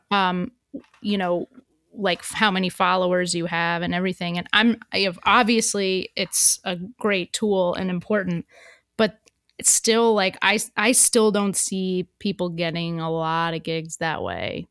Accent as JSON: {"language": "English", "region": "New York", "country": "United States", "said": "as a New Yorker"}